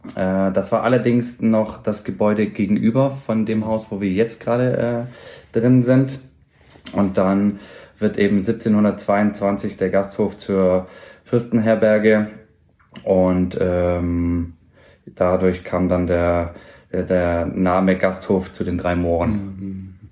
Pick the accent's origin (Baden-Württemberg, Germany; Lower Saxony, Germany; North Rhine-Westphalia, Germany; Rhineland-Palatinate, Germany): Baden-Württemberg, Germany; Ulm; moved away as an adult; also born or lived in Mannheim; now in Augsburg, Germany; ich bin gebürtig aus Ulm, äh, deswegen da ja auch die Ausbildung